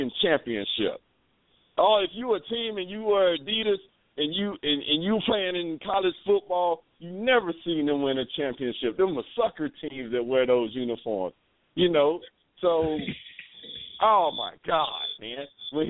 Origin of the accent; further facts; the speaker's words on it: Jacksonville, Florida, United States; also born or lived in Cincinnati, Ohio; I'm from Duval County